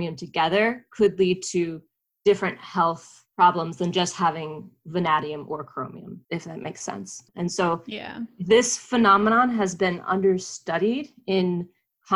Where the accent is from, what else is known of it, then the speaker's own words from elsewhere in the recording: North Carolina, United States; I grew up in North Carolina and had a well growing up